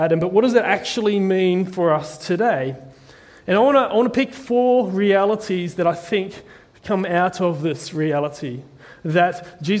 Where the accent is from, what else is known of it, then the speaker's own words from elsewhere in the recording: New Zealand; I'm from a little island called New Zealand